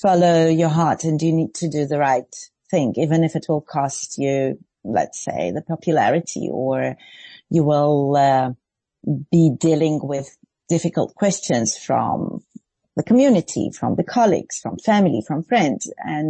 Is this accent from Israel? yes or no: yes; Israel; English is a second language; I grew up in the Reform Movement in Israel, and I saw many female rabbis, very strong women around me